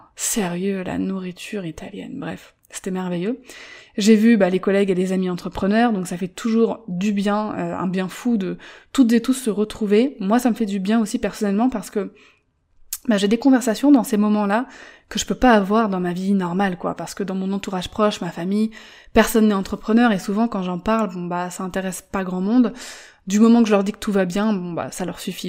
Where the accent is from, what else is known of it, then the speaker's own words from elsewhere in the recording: Paris, Île-de-France, France; moved away; Moi qui suis parisienne